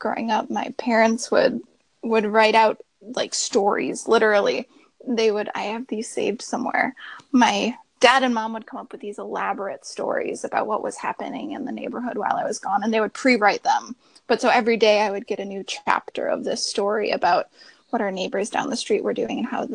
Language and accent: English; Michigan, United States; also born or lived in Minnesota; We moved from Minnesota to Michigan when I was really young